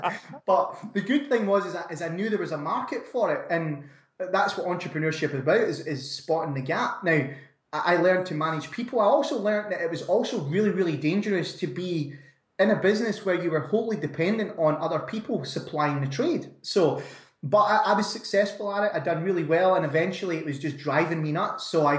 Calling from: Scotland, United Kingdom; Not so sunny Scotland, Brandon.

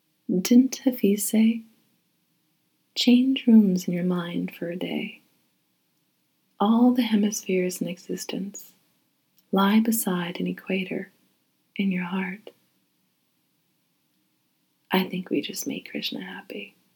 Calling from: Haverhill, Massachusetts, United States; I'm reading from Haverhill, Massachusetts.

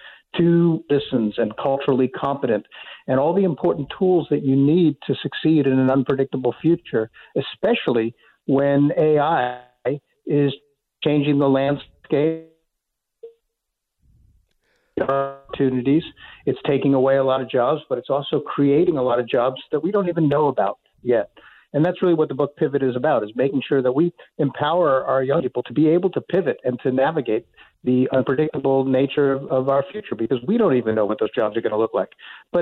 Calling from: Chile; I am down at the bottom of the earth in Chile.

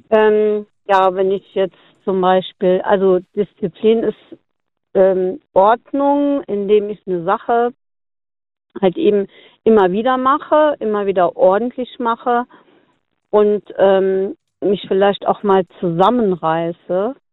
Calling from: Konz, Rhineland-Palatinate, Germany; Äh, hier, Konz.

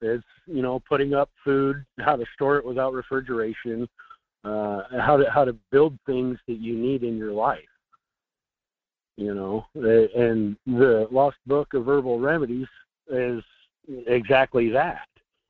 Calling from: Fairbanks, Alaska, United States; in Fairbanks.

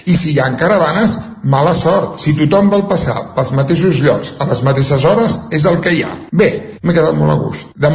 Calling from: Centelles, Catalonia, Spain; de Centelles. Després d'una nit estival, almenys des d'Osona Sud, hem patit una caloreta ben bona.

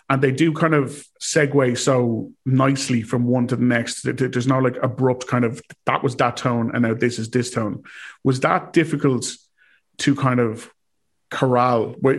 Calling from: Ireland; as I am calling from Ireland

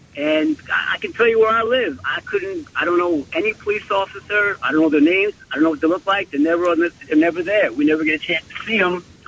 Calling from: Queens, New York, United States; How you doing? Call from Queens.

